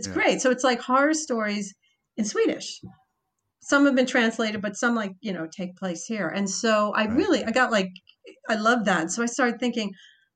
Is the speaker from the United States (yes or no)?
yes; United States; I'm an American, I'm visiting